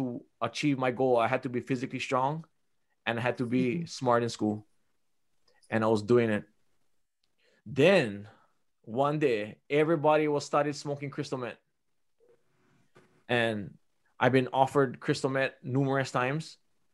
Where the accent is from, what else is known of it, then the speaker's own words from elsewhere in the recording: Big Island, Hawaii, United States; I was born and raised on the Big Island